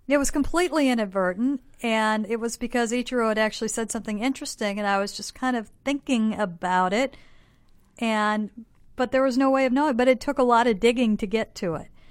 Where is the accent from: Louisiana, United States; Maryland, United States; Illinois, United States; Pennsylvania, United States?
Illinois, United States; Bloomington; moved away as an adult; now in Seattle, United States; I'm from Bloomington Normal